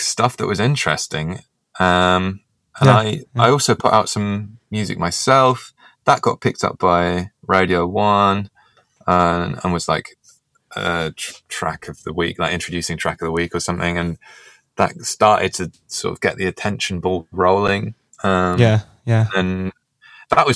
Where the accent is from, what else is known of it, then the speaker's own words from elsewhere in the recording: Gloucestershire, South West England, United Kingdom; moved away as an adult; now in London, United Kingdom; I was born in London but grew up in Gloucestershire